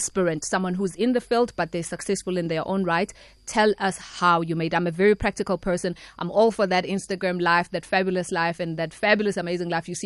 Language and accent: English; Eshowe, KwaZulu-Natal, South Africa; also born or lived in Pietermaritzburg; Born and bred in Pietermaritzburg, but then grew up Eshowe.